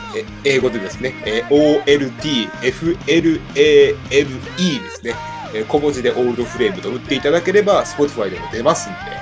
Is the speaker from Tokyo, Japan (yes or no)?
no; Gunma, Japan; 地元群馬県を拠点に活動する